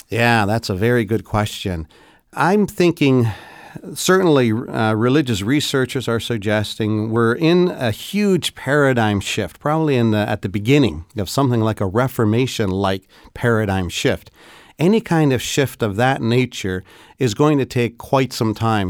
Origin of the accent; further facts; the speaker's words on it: Canada; particularly as a Canadian